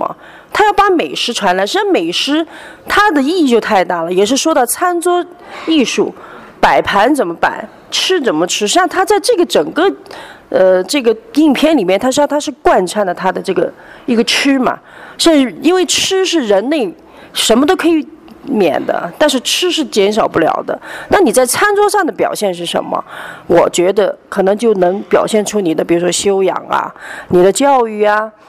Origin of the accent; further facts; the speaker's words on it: Fujian, China; 那我是闽南人。呃，闽南人呢，我们闽南人就是像我们每一家都有家庙，我有家谱。